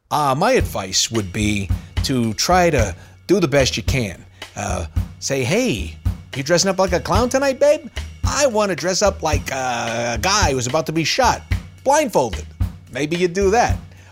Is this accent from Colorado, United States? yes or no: no; New York, United States; All right, I'm from New York.